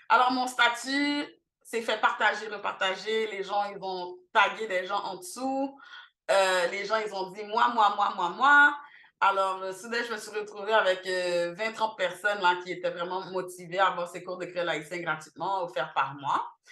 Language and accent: French; Montreal, Quebec, Canada; also born or lived in Haiti; je suis née ici à Montréal, donc de 0 à 9 ans, donc de 92 à 2001.